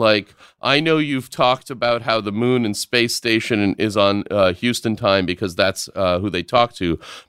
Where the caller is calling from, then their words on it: Kabul, Afghanistan; I'm writing you from Kabul, Afghanistan